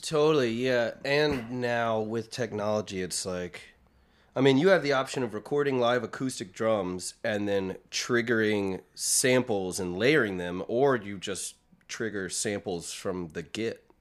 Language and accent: English; Clayton, North Carolina, United States; I'm from a small town outside of Raleigh, uh, North Carolina called Clayton